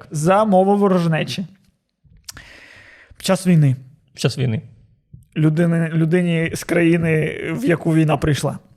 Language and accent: Ukrainian; Odesa, Odesa Oblast, Ukraine; я з Одеси. У нас там варіанту не було.